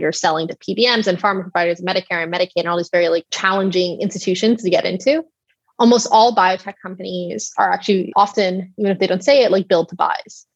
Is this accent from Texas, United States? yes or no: yes; Texas, United States; now in San Francisco, United States; I grew up in Texas